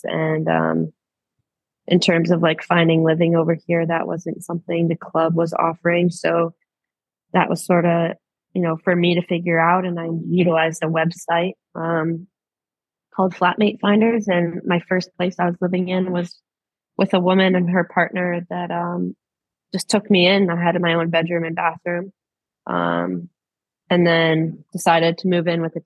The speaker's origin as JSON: {"language": "English", "region": "Maine", "country": "United States", "tie": "born or raised there", "moved": "as an adult", "lives_now": "Australia", "said": "I've grown up on the coast back home"}